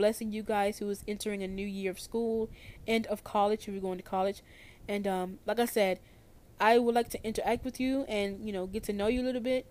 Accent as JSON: {"language": "English", "region": "North Carolina", "country": "United States", "said": "So I'm 17 years old, and I'm from North Carolina."}